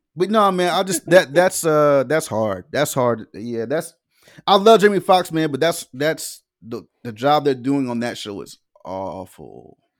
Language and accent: English; the South, United States; I'm, I'm from the South